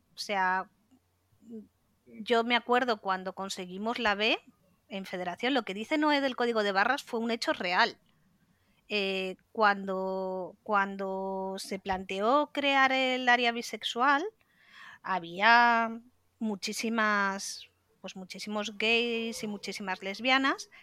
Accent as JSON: {"language": "Spanish", "town": "Santander", "region": "Cantabria", "country": "Spain", "said": "yo soy de Cantabria, de Santander"}